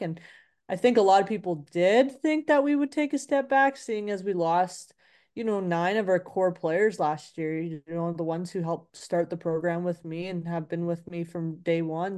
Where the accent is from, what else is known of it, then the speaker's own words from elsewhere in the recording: Vancouver, British Columbia, Canada; moved away; I grew up in inner city Vancouver, East